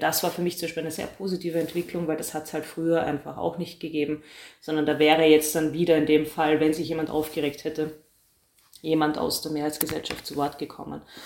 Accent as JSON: {"language": "German", "country": "Austria", "said": "ich bin äh, Österreicherin"}